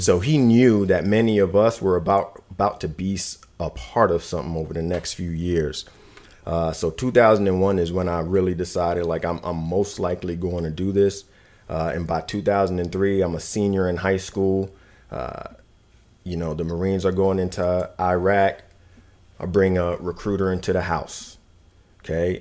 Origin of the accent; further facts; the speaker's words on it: New York City, New York, United States; moved away; I was raised in Brooklyn, New York